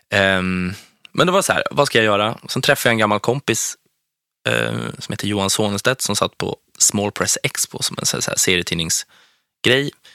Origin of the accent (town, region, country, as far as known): Strängnäs, Södermanland, Sweden; born or raised there